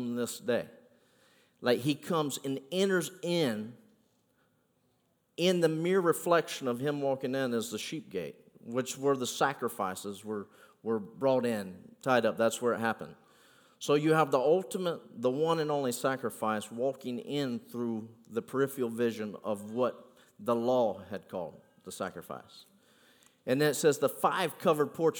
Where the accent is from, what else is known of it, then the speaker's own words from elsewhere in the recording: United States; I am from Polk County now